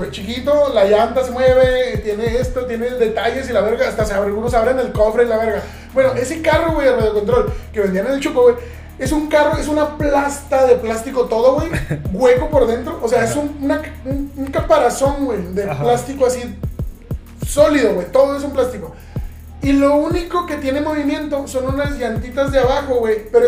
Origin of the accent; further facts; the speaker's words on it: Ciudad Juárez, Chihuahua, Mexico; now in El Paso, United States; Somos de Cuaritos, eh, y, pues literalmente estás a tres cuadras y media del paso, dos, tres cuadras, güey, del paso, caminas, güey, y llegas al Chuco, güey.